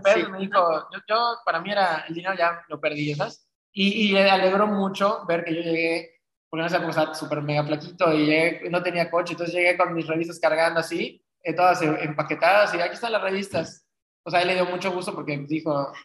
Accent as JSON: {"language": "Spanish", "town": "Cancún", "region": "Quintana Roo", "country": "Mexico", "moved": "yes", "lives_now": "Mérida, Mexico", "said": "Yo soy de, yo soy de Cancún, este, de papá francés"}